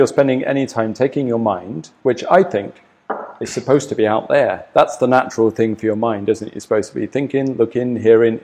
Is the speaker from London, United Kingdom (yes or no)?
no; Glastonbury, South West England, United Kingdom; I grew up around Glastonbury in the UK